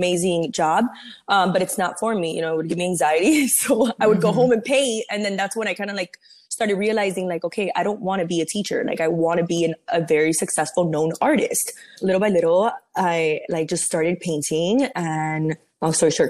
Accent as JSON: {"language": "English", "town": "Miami", "region": "Florida", "country": "United States", "tie": "born or raised there", "also_born_or_lived": "Cuba", "said": "So I was born in Cuba, but I came when I was 3. And then I lived in Miami my whole entire life"}